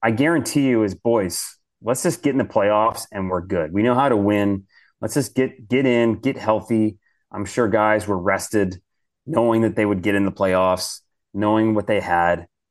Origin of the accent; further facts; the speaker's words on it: Detroit, Michigan, United States; moved away; I grew up in Detroit, so I'm born and raised a Detroit Red Wings fan